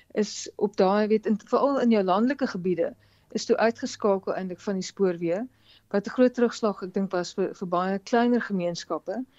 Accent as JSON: {"language": "Afrikaans", "country": "South Africa", "said": "ons as Suid-Afrikaners"}